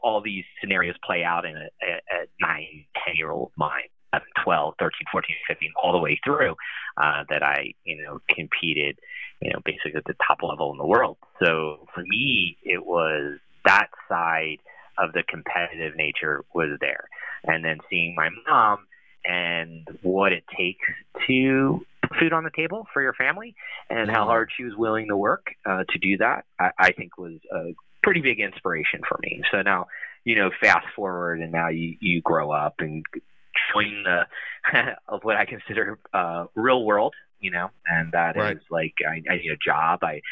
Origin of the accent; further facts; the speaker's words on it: Ocean City, New Jersey, United States; I grew up in Ocean City, New Jersey